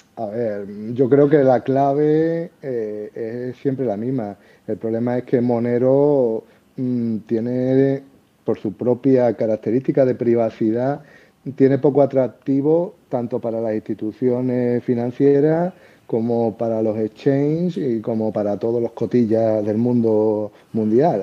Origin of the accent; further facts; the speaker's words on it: Seville, Andalusia, Spain; accent: Andalusian; now in Madrid, Spain; por mi acento y eso, podéis pensar a lo mejor que, que soy de Andalucía. Y bueno, sí, soy. Yo viví toda mi infancia en Sevilla